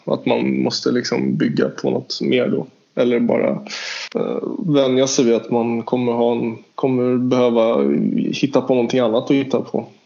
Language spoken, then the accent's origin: Swedish; Stockholm, Stockholm County, Sweden; jag är ju från Stockholm